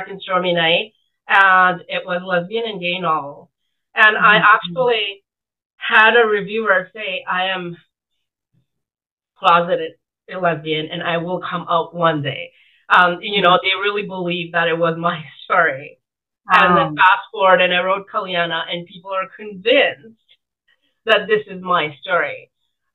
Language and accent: English; Fiji; now in Canada; in 1970s, and I grew up in Fiji at that time.